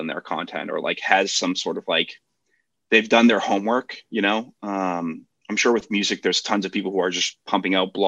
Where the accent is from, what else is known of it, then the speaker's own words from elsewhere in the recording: Boston, Massachusetts, United States; I grew up in Boston